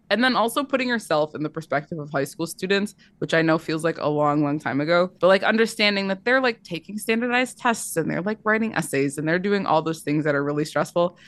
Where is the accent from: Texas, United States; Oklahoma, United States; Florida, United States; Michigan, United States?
Michigan, United States; I went to school in Michigan. I'm from Michigan.